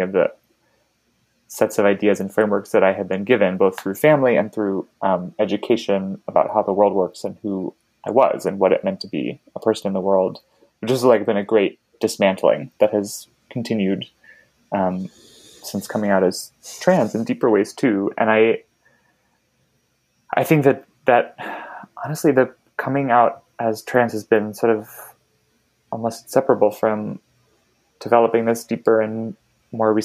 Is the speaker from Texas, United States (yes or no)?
no; Baltimore, Maryland, United States; moved away; the synagogue where I grew up in Baltimore